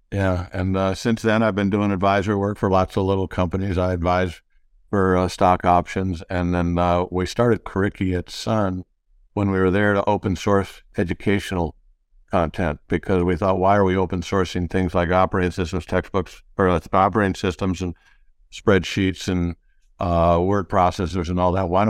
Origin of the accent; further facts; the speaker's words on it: Detroit, Michigan, United States; I grew up in the Midwest, classic Midwesterner, uh, all kinds of cities. Uh, dad moved around a lot, eventually ended up in uh, Detroit